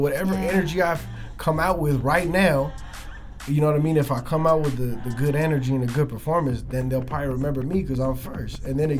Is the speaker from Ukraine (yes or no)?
no; Philippines; I just felt like I had a lot to prove, especially like, being a Filipino kid, like trying to rap.